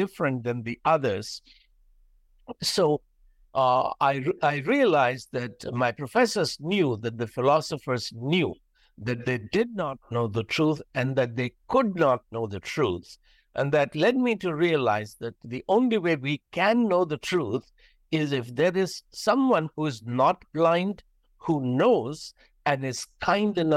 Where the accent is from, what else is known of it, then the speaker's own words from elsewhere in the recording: India; I'm from India